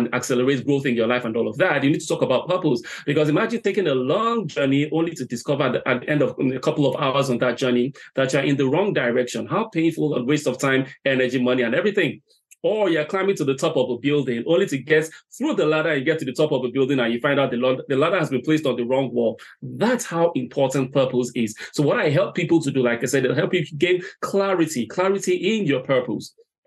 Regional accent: Nigeria; moved away as an adult; now in Ireland; I'm originally from Nigeria, relocated here to Ireland late

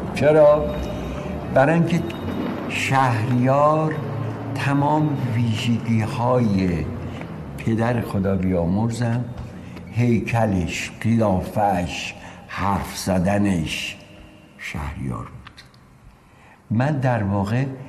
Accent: Tehran, Tehran Province, Iran; also born or lived in Rasht, Gilan, Iran; پدر مادرم اومدن تهران تهران ناصر خسرو تو یه خیابونی بود اونجا به نام مردی کلاس دوم ابتدایی رو رفتیم

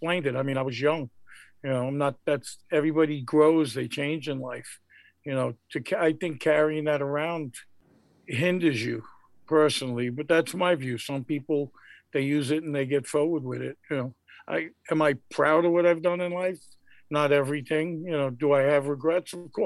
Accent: New York City, New York, United States; I lived in I guess it was upper middle class neighborhood growing up in the Bronx

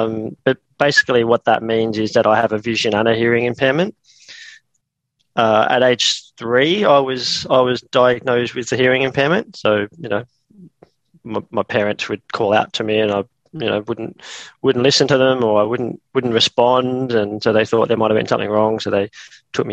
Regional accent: Nowra, New South Wales, Australia; moved away as an adult; also born or lived in Canberra; I was born and raised in Nowra, which is on the south coast of New South Wales, just near Jervis Bay. And so I spent probably the first, 18, 19 years of my life there.

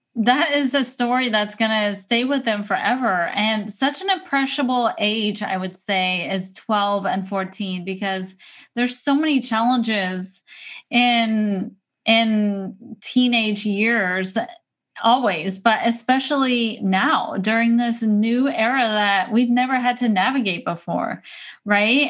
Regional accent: San Diego, California, United States; moved away as an adult; now in Portland, United States; you live in a place where I grew up for probably thirty years

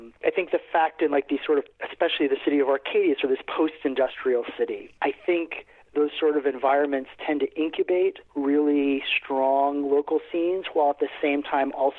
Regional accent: Aruba; moved away; I grew up in Aruba, actually. My earliest years on the island of Aruba

